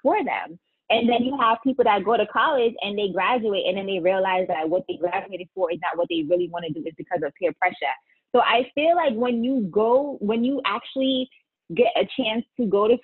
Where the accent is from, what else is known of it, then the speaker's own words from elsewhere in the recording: New York City, New York, United States; now in Connecticut, United States; I'm from the Bronx.